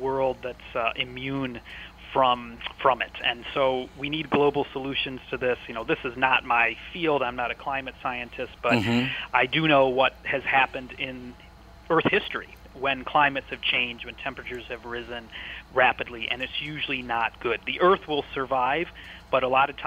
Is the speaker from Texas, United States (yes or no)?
no; Chicago, Illinois, United States; moved away as an adult; now in Edinburgh, United Kingdom; I'm from the Chicago area. That's where I grew up